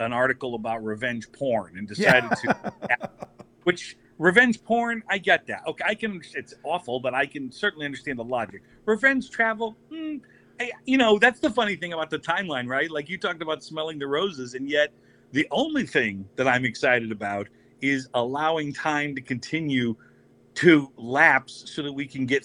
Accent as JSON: {"language": "English", "town": "Des Moines", "region": "Iowa", "country": "United States", "tie": "born or raised there", "said": "Des Moines. That's right. My hometown"}